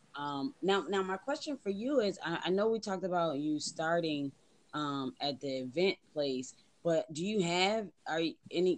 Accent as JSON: {"language": "English", "town": "Buffalo", "region": "New York", "country": "United States", "moved": "as an adult", "said": "I'm actually from Buffalo"}